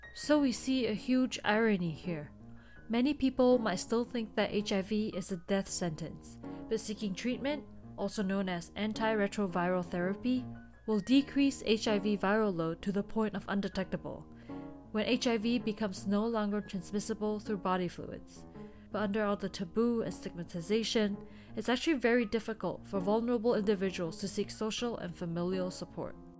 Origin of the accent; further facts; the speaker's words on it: Singapore; Growing up in Singapore